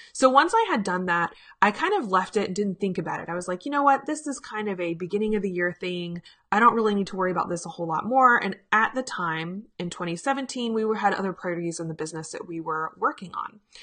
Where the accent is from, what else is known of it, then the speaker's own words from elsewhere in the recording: Richmond, Virginia, United States; my hometown of Richmond, Virginia